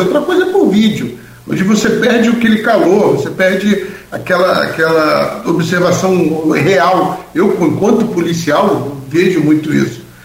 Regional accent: Rio de Janeiro, Brazil; moved away as an adult; now in Campos dos Goytacazes, Brazil; Eu sou do Rio, eu estou aqui há 12 anos

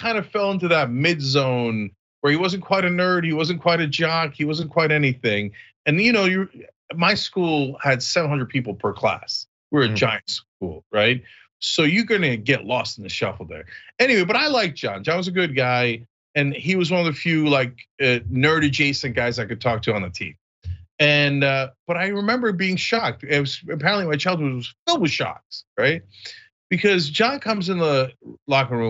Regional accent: East Brunswick, New Jersey, United States; my hometown, East Brunswick

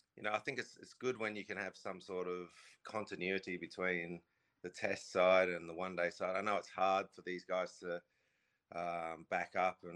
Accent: Australia; moved away; also born or lived in England; I grew up in Australia.

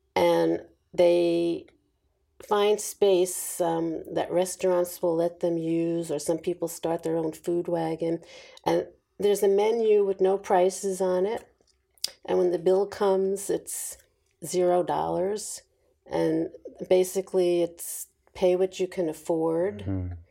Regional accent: New York, United States; I was born and raised in New York

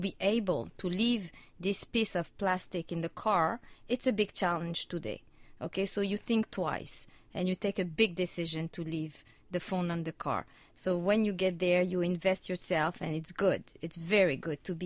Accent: France; moved away; I'm from France

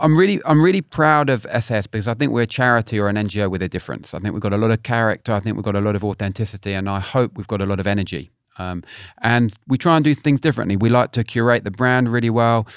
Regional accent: London, United Kingdom; now in Cornwall, United Kingdom; I live in Cornwall, but I'm a, I'm a Londoner originally.

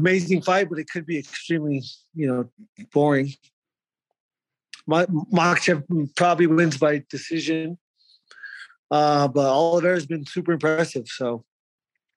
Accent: Arizona, United States; I'm from Arizona

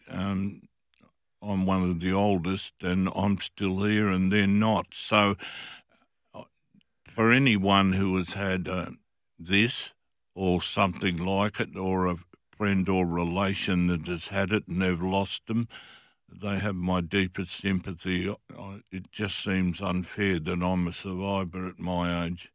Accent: Fremantle, Western Australia, Australia; I was from Fremantle. Fremantle

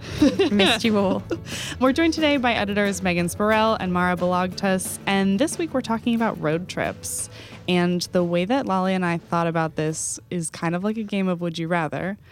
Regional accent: Texas, United States; my home state

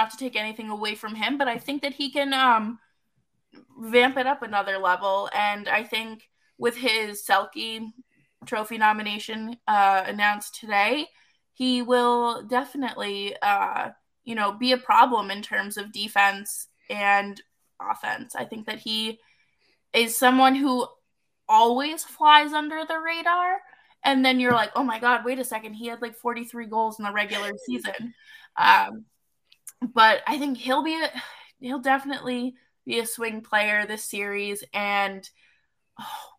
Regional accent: Boston, Massachusetts, United States; I'm from Boston

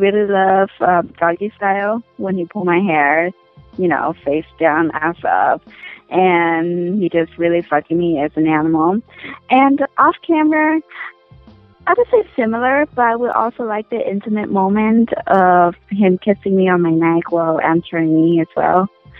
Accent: Oregon, United States; Starfall is the first street I grew up with in Oregon.

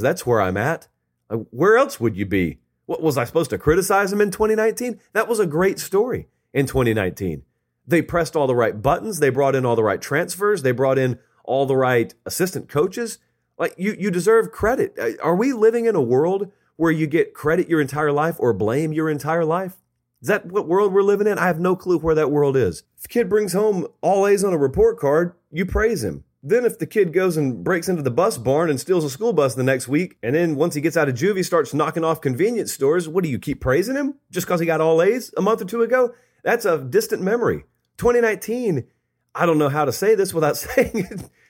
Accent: Harris County, West Central Georgia, United States; I grew up in West Central Georgia.

